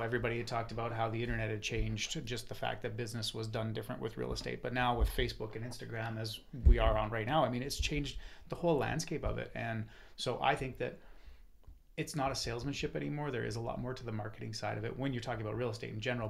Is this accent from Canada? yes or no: yes; Calgary, Alberta, Canada; also born or lived in Okanagan, British Columbia / Kelowna; now in Vernon, Canada; I was born and raised in Calgary. Moved out to the Okanagan in '94